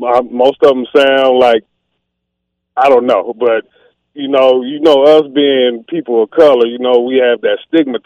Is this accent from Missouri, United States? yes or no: no; Los Angeles, California, United States; now in Las Vegas, United States; I live in Las Vegas. I'm from Los Angeles. I'm 47 years old.